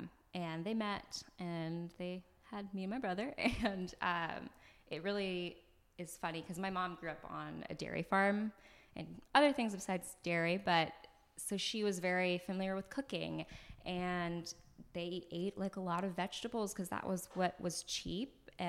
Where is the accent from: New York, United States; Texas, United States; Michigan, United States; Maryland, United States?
Texas, United States; The Woodlands; first language French; English is a second language; now in Los Angeles, United States; I am originally from a little town around the Houston area of Texas, and I'm from the Woodlands, Texas. You should actually be quite small. It's basically like this forest area